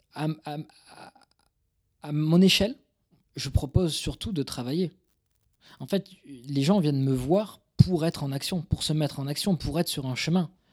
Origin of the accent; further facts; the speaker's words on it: Toulouse, Occitania, France; c'est euh, banlieue toulousaine. je suis toulousain d'origine